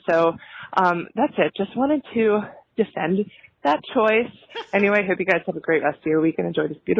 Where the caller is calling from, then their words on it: New York City, New York, United States; I'm calling from New York City.